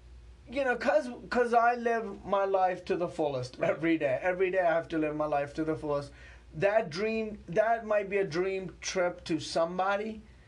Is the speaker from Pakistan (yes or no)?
yes; Pakistan; born there; I was born in Pakistan. If you know anything about Pakistan, then nothing scares me.